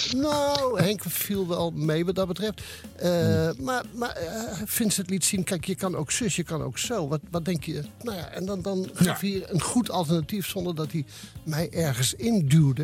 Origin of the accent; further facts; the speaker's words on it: Oisterwijk, North Brabant, Netherlands; mijn geboorteplaats Oosterwijk